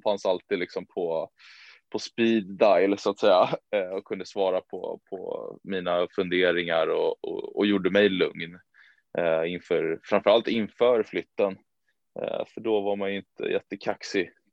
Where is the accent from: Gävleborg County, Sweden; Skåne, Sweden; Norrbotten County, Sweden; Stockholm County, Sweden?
Stockholm County, Sweden; Danderyd; also born or lived in United States; en liten klubb som heter Danderyds eh, sportklubb. Eh, där jag även är liksom, född och uppvuxen